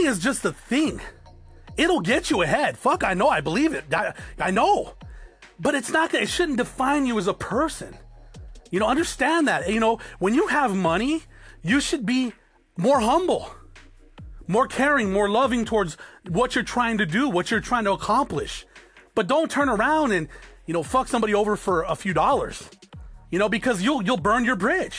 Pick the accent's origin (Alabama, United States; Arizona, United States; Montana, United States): Arizona, United States; also born or lived in Norwalk, California; I was born there, but I was raised in Arizona